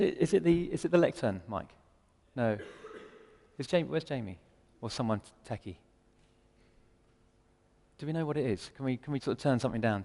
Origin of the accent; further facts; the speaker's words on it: England, United Kingdom; I'm English as well